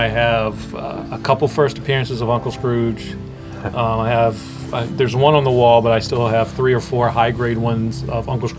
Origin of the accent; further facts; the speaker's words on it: Washington, District of Columbia, United States; moved away; also born or lived in Maryland; From DC originally.